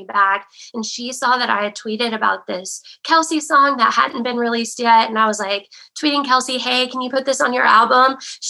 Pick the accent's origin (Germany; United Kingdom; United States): United States; West Virginia; moved away as an adult; now in Nashville, United States; I'm from West Virginia. I'm a nurse here in Nashville. I went to school in West Virginia, and as soon as I graduated, I headed over to Nashville.